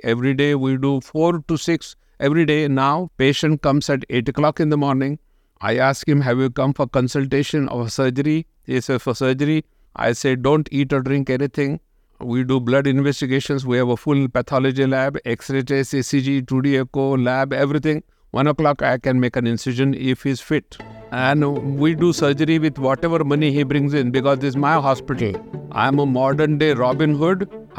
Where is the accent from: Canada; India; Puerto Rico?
India; Pune, Maharashtra; So Pune is about 3 hours drive from Mumbai.